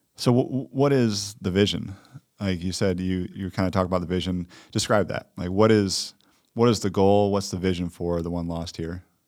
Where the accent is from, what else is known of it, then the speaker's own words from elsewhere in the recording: Detroit, Michigan, United States; I'm from Detroit